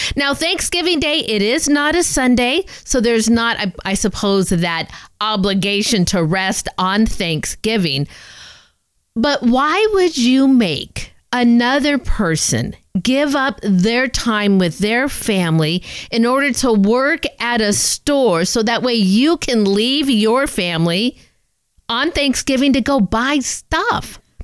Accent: Southern California, United States; I'm a SoCal girl myself

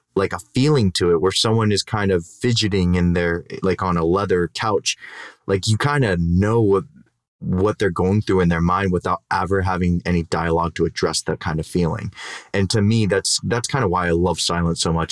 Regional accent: Downey, California, United States; Downey, where I love to hate my hometown

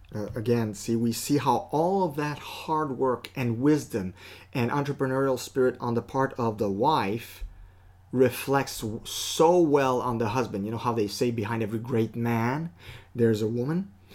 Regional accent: Canada; we're Canadian

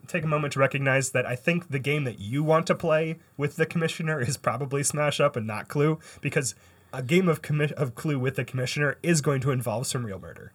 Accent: Canada; I'm a Canadian

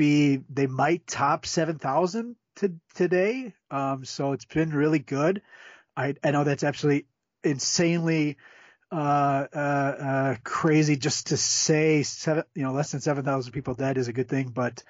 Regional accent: Chicago, Illinois, United States; So I'm from Chicago, right outside suburbs. I could see the Sears Tower crossing the railroad tracks.

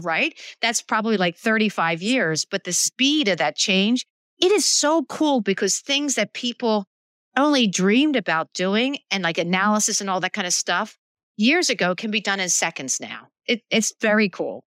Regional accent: Philadelphia, Pennsylvania, United States; I grew up in Philadelphia

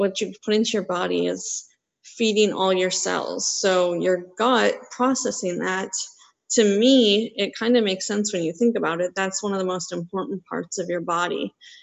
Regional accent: Wisconsin, United States; I grew up in Wisconsin

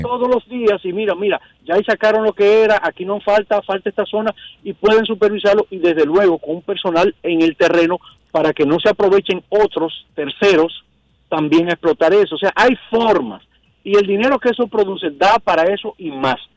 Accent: Dominican Republic; Como ciudadano dominicano

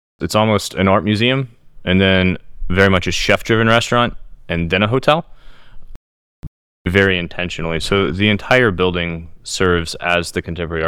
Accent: Destin, Florida, United States; moved away as an adult; now in St. Louis, United States; I grew up in Destin, Florida, friends and family restaurants down there

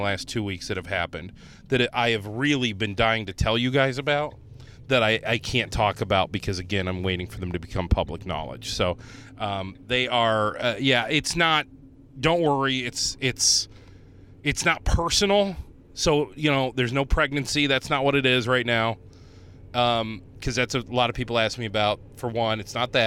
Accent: Northeast Ohio, United States; moved away as an adult; also born or lived in Cleveland; now in Rochester, United States; I grew up in Northeast Ohio.

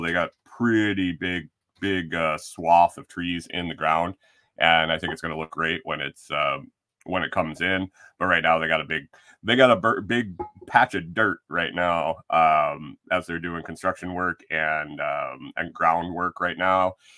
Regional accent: New York, United States; moved away as an adult; now in Tennessee, United States; when I grew up in New York

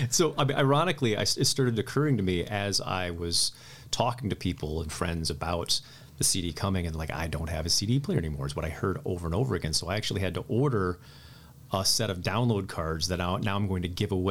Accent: Midwest, United States; as a uh, a neo hippie boy uh, growing up in the Midwest, I, uh, I read the books and I you know listened to the music and I wanted to be part of that scene.

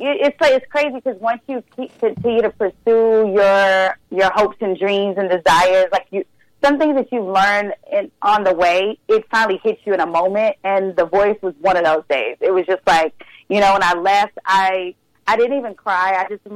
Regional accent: Texas, United States; I'm a Texan girl

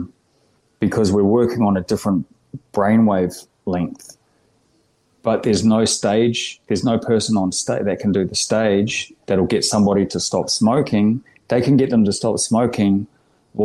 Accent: New Zealand; moved away as an adult; now in Australia; Born and raised in New Zealand for the first 30 years

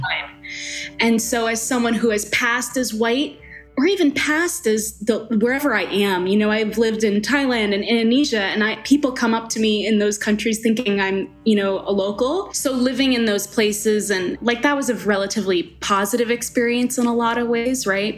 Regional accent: Long Island, New York, United States; also born or lived in Colombia; now in Denver, United States; I was born in Colombia and adopted to a Caucasian family. Uh, and I grew up in Long Island

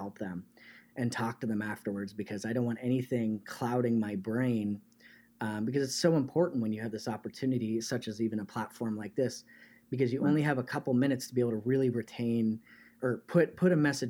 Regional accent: Canada; now in United States; because I'm originally Canadian, but spent most of my life in the United States.

